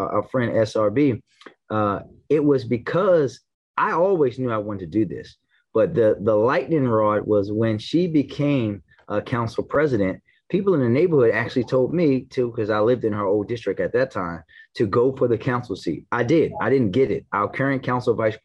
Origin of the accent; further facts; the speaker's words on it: Baltimore, Maryland, United States; I grew up in the Park Heights section of Baltimore City in Northwest Baltimore